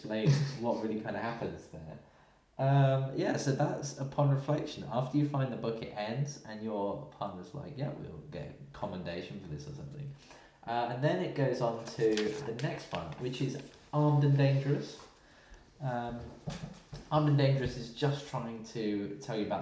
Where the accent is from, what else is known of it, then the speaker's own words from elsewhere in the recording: United Kingdom; we're both from Britain